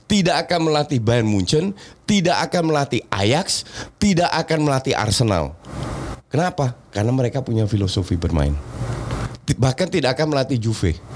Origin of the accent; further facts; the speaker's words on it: Netherlands; Apalagi gue yang besar di Belanda.